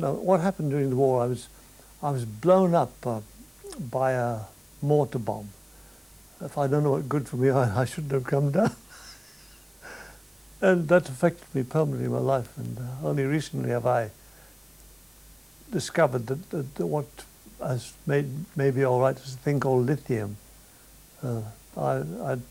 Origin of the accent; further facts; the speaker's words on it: Ireland; I'm an Irishman